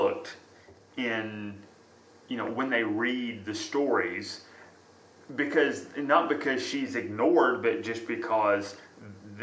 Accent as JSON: {"language": "English", "country": "United States"}